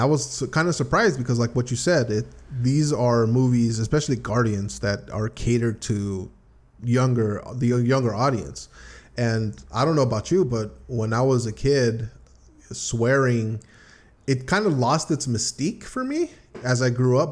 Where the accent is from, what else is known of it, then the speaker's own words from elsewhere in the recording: United States; about being American